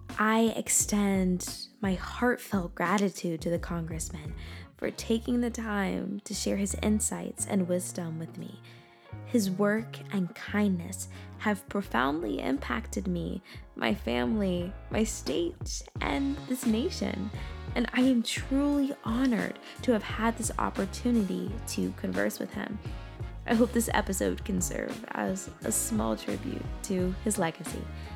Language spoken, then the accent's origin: English; Mississippi, United States; my home state, Mississippi.